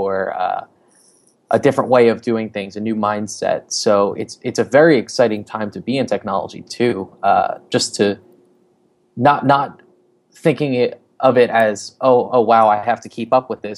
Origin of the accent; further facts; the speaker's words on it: New Jersey, United States; I am originally from New Jersey.